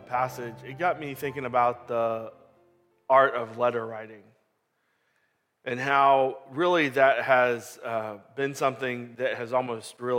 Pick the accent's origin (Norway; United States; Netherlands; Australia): United States; Katy, Texas; now in Lake Jackson, United States; I grew up in Katy